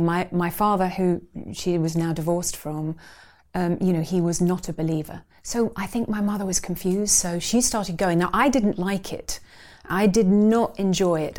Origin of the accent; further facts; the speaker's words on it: Surbiton, London, United Kingdom; I grew up in Surbiton in Surrey.